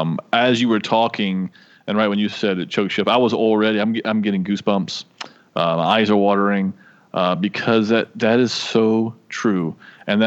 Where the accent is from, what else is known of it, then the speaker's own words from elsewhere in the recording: United States; I'm American